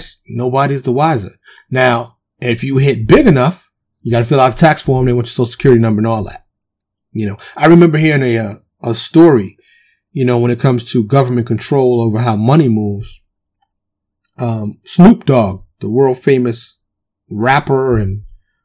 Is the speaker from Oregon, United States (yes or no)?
no; New York City, New York, United States; now in Texas, United States; I'm from New York, even though I live in Texas now, born and raised in New York, specifically Harlem and the Bronx